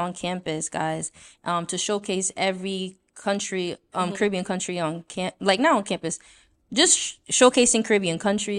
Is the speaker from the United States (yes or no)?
yes; New York City, New York, United States; just growing up in New York, and I don't know about Shelter experience, I also feel like just being Haitian